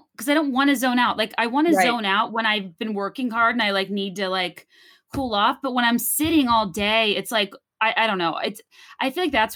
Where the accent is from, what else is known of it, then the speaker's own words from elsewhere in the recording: Virginia, United States; moved away as an adult; also born or lived in New York; I'm from Virginia, but not like the deep South